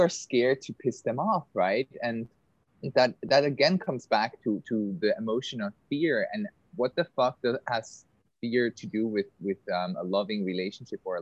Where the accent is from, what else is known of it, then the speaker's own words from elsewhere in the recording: Switzerland; now in Bali, Indonesia; I live on Bali. We've met on Bali. I grew up in Switzerland